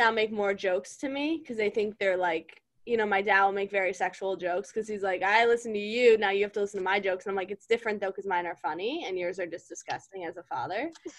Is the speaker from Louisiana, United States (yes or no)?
no; Virginia, United States; moved away; also born or lived in Los Angeles; We're from Virginia.